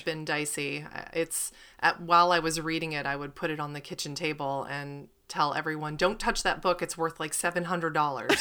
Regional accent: Pennsylvania, United States; I'm from Pennsylvania

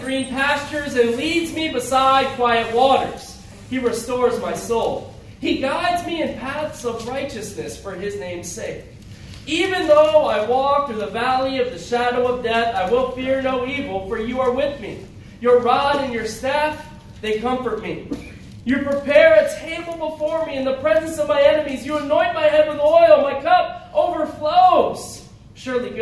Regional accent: Syracuse, New York, United States; moved away as an adult; also born or lived in Chicago / California; now in Seattle, United States; I grew up in Syracuse, New York.

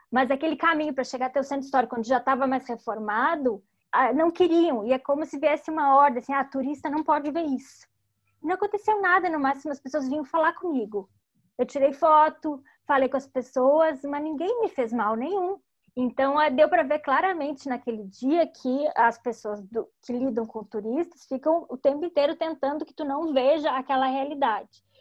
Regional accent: Cuba; Eu não posso eu sou cubano, eu não tenho permissão para entrar na praia.

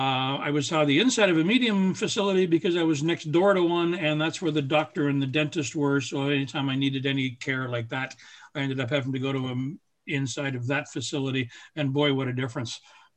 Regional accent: Barrie, Ontario, Canada; also born or lived in Huntsville / Midland / Orangeville; I spent the first 12 years of my life in Barrie. Actually, I was born in Huntsville, and we moved from there when I was 3 weeks old, I'm told. I don't remember. I spent the first 12 years of my life in Barrie.

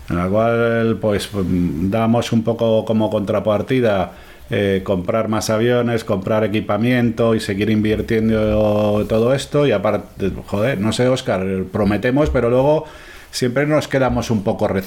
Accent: Spain; duele como español

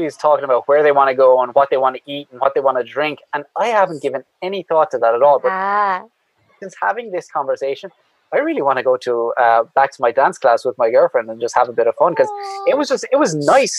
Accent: Ireland; I'm an Irishman.

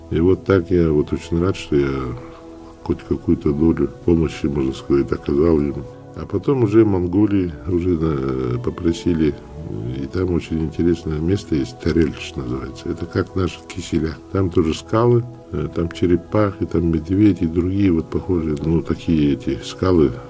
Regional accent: Vilyuysk, Sakha Republic, Russia; born there; Ну, я родился в Вилюйске, окончил Якутский государственный университет по специальности историк.

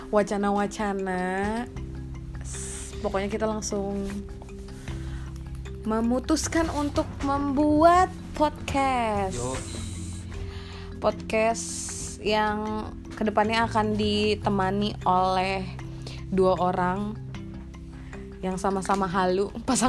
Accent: Bogor, West Java, Indonesia; gue asalnya dari tanah Sunda anjay Rain City eh

